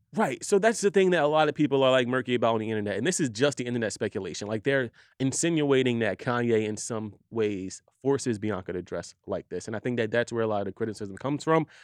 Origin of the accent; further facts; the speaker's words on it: Philadelphia, Pennsylvania, United States; I'm from Philadelphia